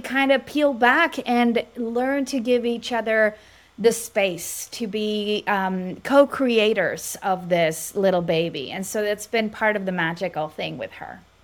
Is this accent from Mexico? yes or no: yes; Mexico; now in Dallas, United States; I'm Latina from Mexico